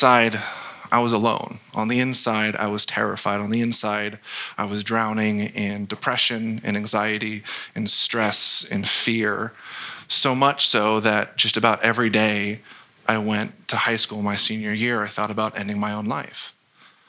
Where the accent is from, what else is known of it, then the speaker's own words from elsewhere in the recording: Gilroy, California, United States; I was born and raised in Gilroy, so just down the street